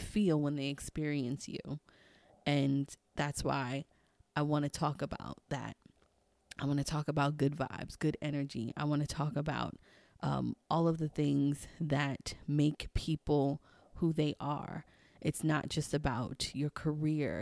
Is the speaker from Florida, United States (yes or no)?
no; New York City, New York, United States; also born or lived in Maryland/D.C. area; now in Maryland, United States; growing up in Queens, I would always go to the number spot with my grandma